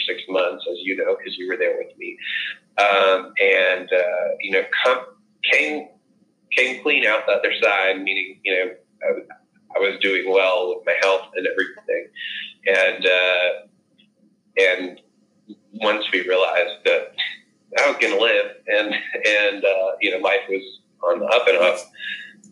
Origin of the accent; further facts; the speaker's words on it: the South, United States; I growing up in the South and in a very conservative